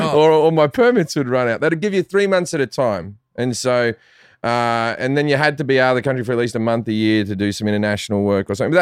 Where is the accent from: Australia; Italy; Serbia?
Australia; moved away as an adult; also born or lived in England; now in Los Angeles, United States; Growing up in Australia is funny. Like, I love Australia. I still call Australia home. And, you know, I go back at least once a year for a month.